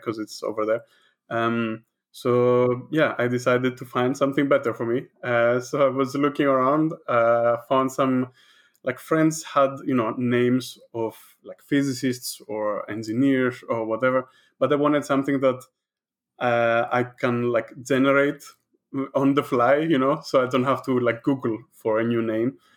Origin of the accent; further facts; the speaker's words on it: Greece; moved away as an adult; also born or lived in Netherlands; now in London, United Kingdom; I am from Greece